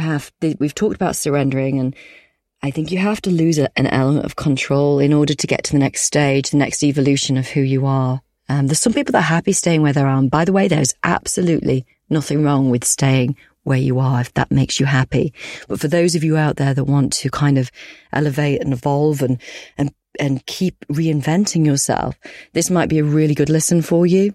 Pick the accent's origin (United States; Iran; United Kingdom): United Kingdom; Yorkshire and the Humber; I'm a Yorkshire woman